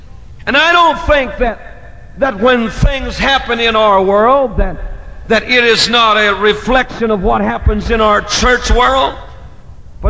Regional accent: Indiana, United States; moved away; my senior class will be meeting in my hometown in Indiana to celebrate their 20th anniversary of graduation

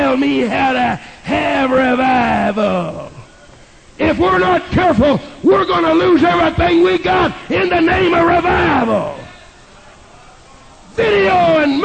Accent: Texas, United States; now in Kansas, United States; in this great state of Kansas, and I'm a Texan

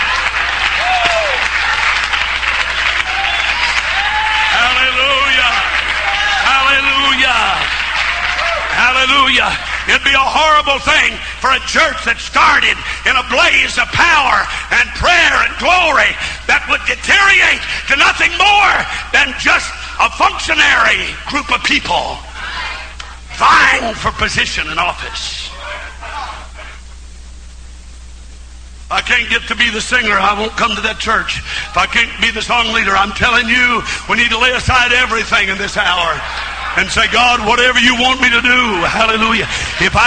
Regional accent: Missouri, United States; In my hometown of Missouri, it was started by Brother C.P. Kilgore, 1931.

